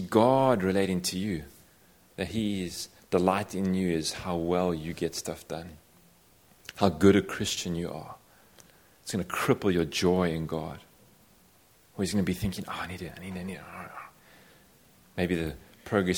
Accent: South Africa; I come from South Africa

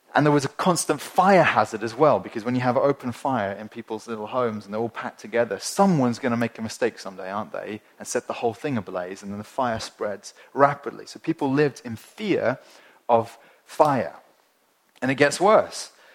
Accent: Winchester, South East England, United Kingdom; I come from Winchester, which is a small, small city in the, in the south of England

